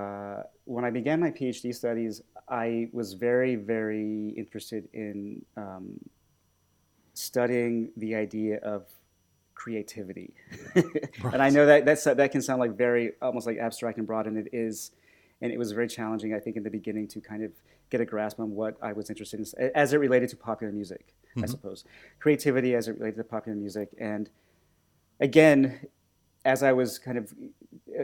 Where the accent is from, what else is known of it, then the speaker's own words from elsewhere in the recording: United States; now in United Kingdom; I'm an American living in the UK